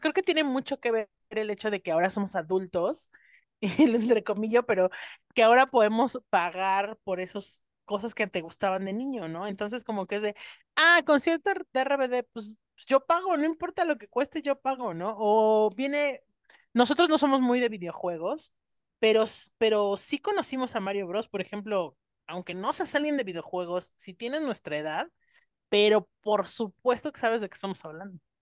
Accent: Mexico; cuando los comencé a ver aquí en México

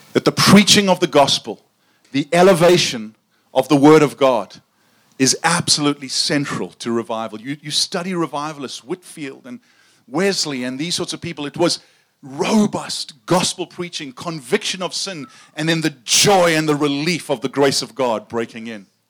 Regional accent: South Africa; I grew up in South Africa, and uh, my accent is not quite as cool as Sam's

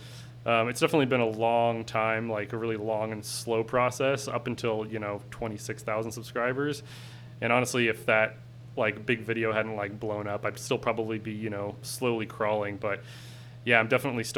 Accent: Portland, Oregon, United States; I am a filmmaker from Portland, Oregon.

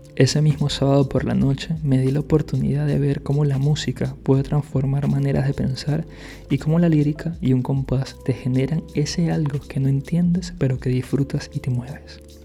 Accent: Caracas, Capital District, Venezuela; moved away; la zona en la que yo vivía en Venezuela

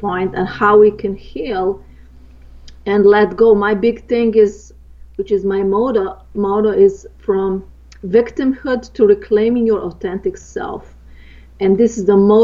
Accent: Slovenia; moved away; I grew up in Eastern Europe, in Yugoslavia, and the northern part is Slovenia, where I'm from

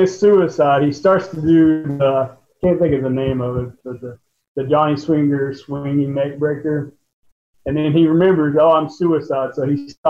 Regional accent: West Virginia, United States; I'm from West Virginia.

